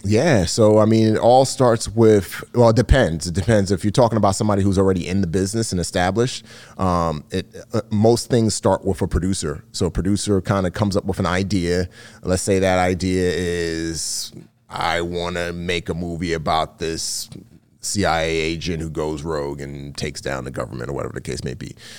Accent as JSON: {"language": "English", "town": "New York City", "region": "New York", "country": "United States", "tie": "born or raised there", "said": "growing up in the Bronx"}